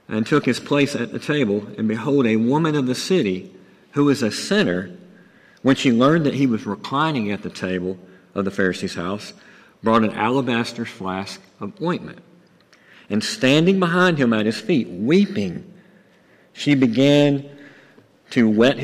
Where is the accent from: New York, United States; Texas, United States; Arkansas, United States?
Arkansas, United States; Buzzard Roost; I grew up in Buzzard Roost, Arkansas.